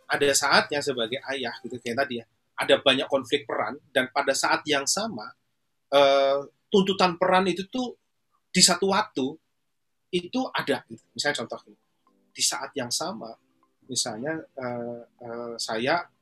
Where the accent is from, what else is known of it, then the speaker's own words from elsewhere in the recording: Surakarta, Central Java, Indonesia; Jogja kampung halamannya ibunya Solo kampung halaman saya